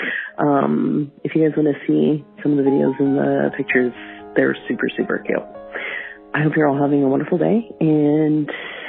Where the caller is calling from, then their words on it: Canada; I'm calling from the Great White North